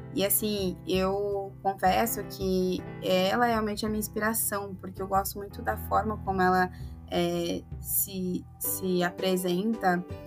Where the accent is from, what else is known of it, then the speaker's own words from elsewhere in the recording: Sorriso, Mato Grosso, Brazil; Eu sou de Sorriso